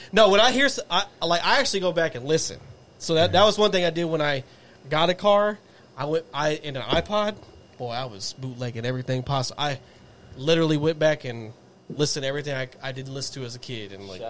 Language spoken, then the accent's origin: English; Texas, United States; from Texas.